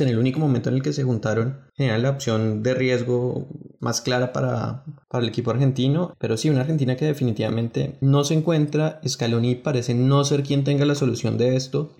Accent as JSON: {"language": "Spanish", "country": "Colombia", "said": "como colombiano"}